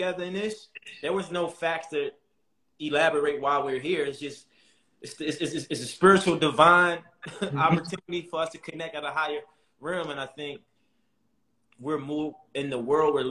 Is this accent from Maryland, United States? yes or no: yes; Baltimore, Maryland, United States; I come from Baltimore City, tough background, you know, men in my family sold endless drugs, people were getting murdered and killed in the neighborhood, but that was my norm.